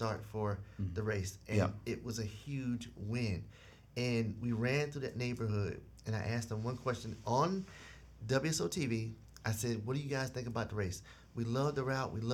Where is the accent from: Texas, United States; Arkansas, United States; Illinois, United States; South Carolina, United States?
South Carolina, United States; moved away; I grew up in South Carolina in a unique community